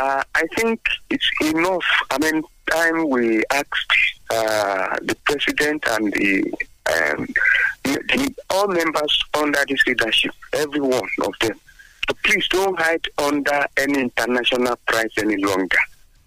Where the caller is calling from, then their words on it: Abeokuta, Ogun State, Nigeria; from Abeokuta.